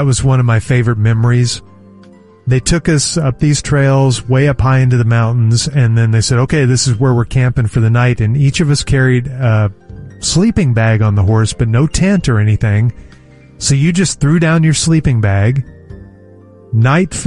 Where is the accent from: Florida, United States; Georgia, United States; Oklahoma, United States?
Oklahoma, United States; Oklahoma City; growing up in Oklahoma City